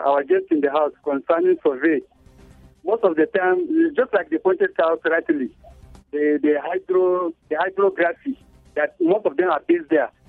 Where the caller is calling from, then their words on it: Plateau, Nigeria; I'm calling from Bauchi Road Motor Park.